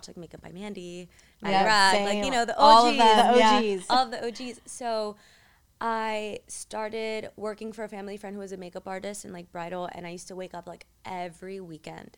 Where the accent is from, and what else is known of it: Miami, Florida, United States; born or raised there; English is a second language; also born or lived in Cuba